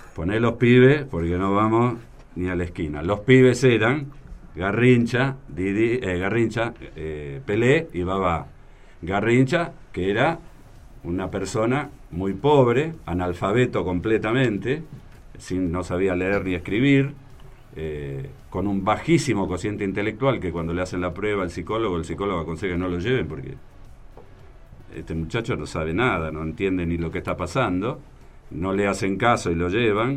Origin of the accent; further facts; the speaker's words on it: Argentina; nosotros somos argentinos